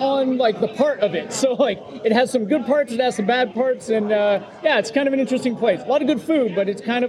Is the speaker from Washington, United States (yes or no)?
yes; Tacoma, Washington, United States